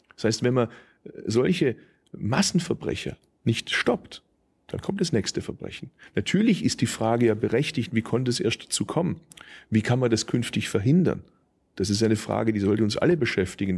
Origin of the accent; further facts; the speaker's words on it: Stuttgart, Baden-Württemberg, Germany; also born or lived in Tübingen; da, wo ich herkomme in Stuttgart